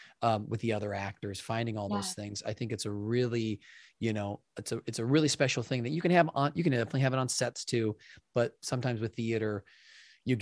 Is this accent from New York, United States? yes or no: no; Wisconsin, United States; moved away as an adult; also born or lived in Lincoln Park, Chicago, Illinois; I'm from Wisconsin, but and then I lived in Lincoln Park after school